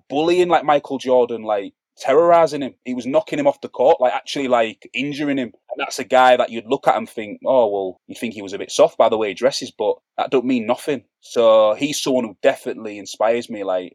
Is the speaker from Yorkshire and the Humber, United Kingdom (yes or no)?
yes; Hull, Yorkshire and the Humber, United Kingdom; I'm not from Brixton, I'm not from Hackney or Peckham, I'm from North Hull Estate in Hull.